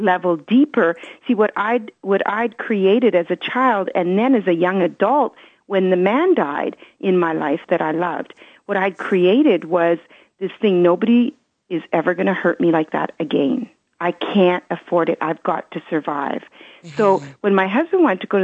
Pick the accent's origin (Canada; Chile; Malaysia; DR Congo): Canada; English is a second language; also born or lived in Belgium; I was born in Belgium as my history. And so they brought me to Canada, and I lost my grandparents